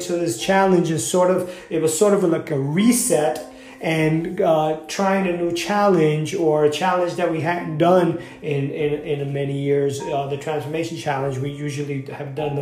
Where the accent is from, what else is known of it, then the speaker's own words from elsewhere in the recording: New York, United States; I'm from New York